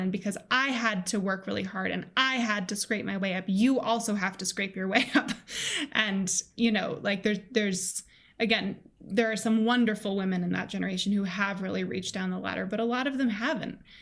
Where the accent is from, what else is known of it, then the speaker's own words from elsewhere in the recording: Colorado, United States; I grew up in Colorado, um, in the United States